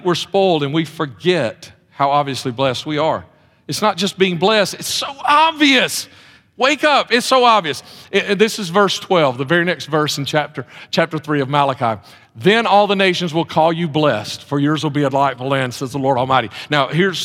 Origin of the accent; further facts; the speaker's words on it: Mount Olive, United States; moved away as an adult; also born or lived in Texas; we moved to Mount Olive to be back. Jefferson County is our home. We moved back to Jefferson County